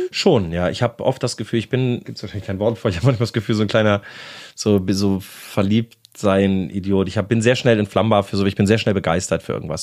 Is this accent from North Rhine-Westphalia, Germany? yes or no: yes; Bonn, North Rhine-Westphalia, Germany; moved away as an adult; now in Berlin, Germany; Ich komme aus Bonn ursprünglich, wohne aber jetzt seit 17 Jahren ja, es sind doch schon jetzt fast 17 Jahre in Berlin